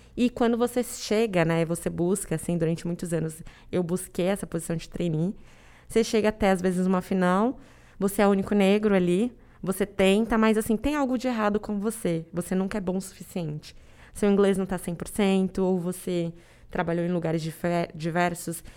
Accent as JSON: {"language": "Portuguese", "town": "Araçoiaba da Serra", "region": "São Paulo", "country": "Brazil", "moved": "as an adult", "lives_now": "São Paulo, Brazil", "said": "Eu sou do interior de São Paulo, de Araceaba da Serra, uma cidade muito pequenininha."}